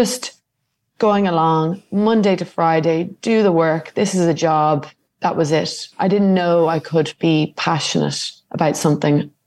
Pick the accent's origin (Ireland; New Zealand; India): Ireland; Dublin, Leinster; moved away as an adult; now in Algarve, Portugal; I grew up in Dublin and I went to school locally. I was living in Goatstown